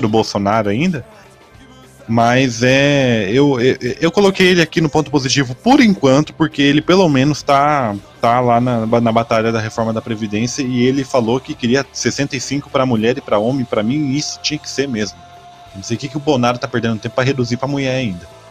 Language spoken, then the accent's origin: Portuguese; Brazil; sou matogrossense aqui